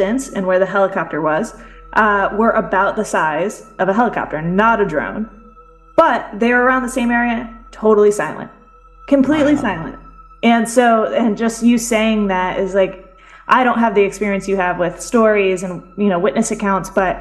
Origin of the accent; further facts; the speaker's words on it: D.C., District of Columbia, United States; now in Connecticut, United States; I grew up near Washington, D.C.